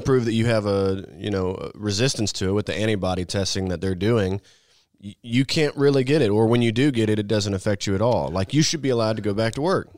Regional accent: Missouri, United States; I grew up in Missouri

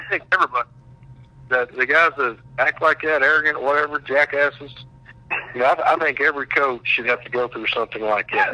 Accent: Shattuck, Oklahoma, United States; I grew up in Shattuck's my hometown

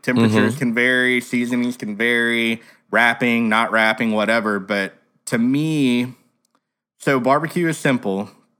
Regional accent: Texas, United States; Well, I'm from Texas.

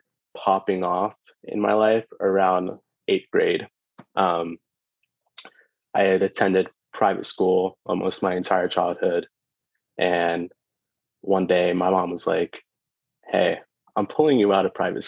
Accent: Orlando, Florida, United States; also born or lived in Brooklyn, New York / United Kingdom; I was born in Brooklyn, but I grew up in Orlando and spent some time as a kid in the UK, because that's where my mom's from

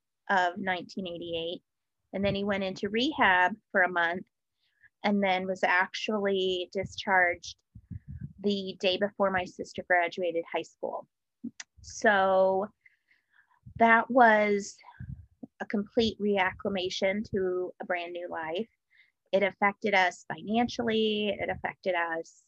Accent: Denver, Colorado, United States; moved away as an adult; also born or lived in Cincinnati, Ohio; I grew up in Denver, Colorado

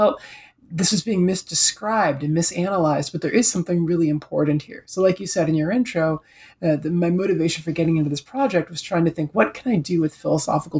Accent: Detroit, Michigan, United States; also born or lived in New York City; now in Toronto, Canada; I'm originally from Detroit.

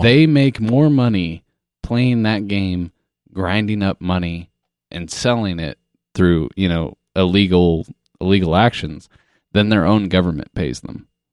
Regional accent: Kansas, United States; growing up in a small town in fucking Midwest, Kansas.

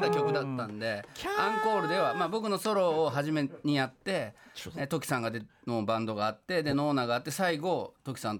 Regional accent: Kyoto, Japan; 僕の地元の京都でね、まあ、それもね一昨日行けた

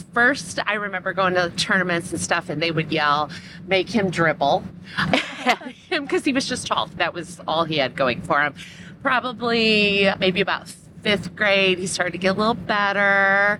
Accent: Michigan, United States; now in Indiana, United States; we're both from Michigan

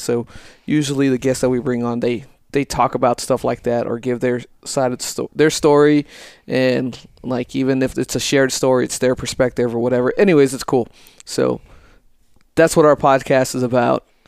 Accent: El Paso, Texas, United States; moved away as an adult; born and raised in El Paso, Texas, Lower Valley, Socorro

